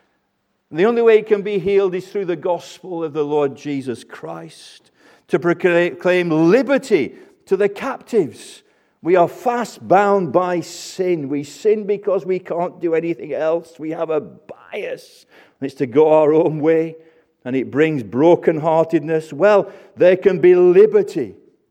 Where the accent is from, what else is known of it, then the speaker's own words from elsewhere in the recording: Burnley, North West England, United Kingdom; my hometown of Burnley.